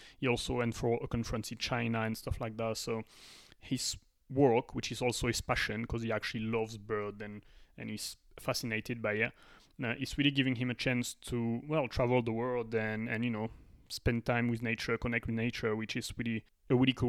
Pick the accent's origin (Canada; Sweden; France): France; a French person